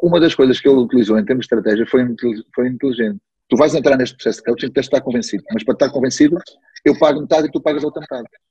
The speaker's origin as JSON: {"language": "Portuguese", "town": "Beja", "region": "Alentejo", "country": "Portugal", "tie": "born or raised there", "also_born_or_lived": "Évora", "moved": "yes", "said": "Eu nasci em Évora, fui registado em Beja"}